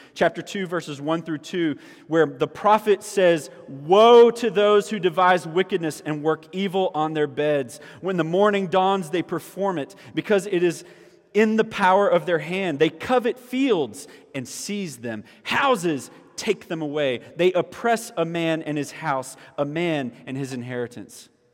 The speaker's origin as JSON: {"language": "English", "town": "Orangeburg", "region": "South Carolina", "country": "United States", "tie": "born or raised there", "moved": "as an adult", "said": "I grew up in Orangeburg. All right, so I grew up here, and graduated from high school here at Orangeburg Wilkinson"}